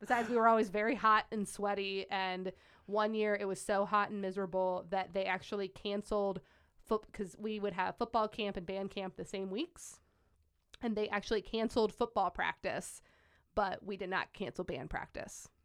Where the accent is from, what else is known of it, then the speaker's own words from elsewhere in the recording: Wadsworth, Ohio, United States; also born or lived in Las Vegas, Nevada; I grew up in Wadsworth, Ohio